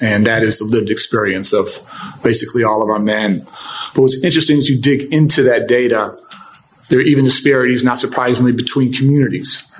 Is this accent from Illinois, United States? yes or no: yes; Chicago, Illinois, United States; I grew up in Hyde Park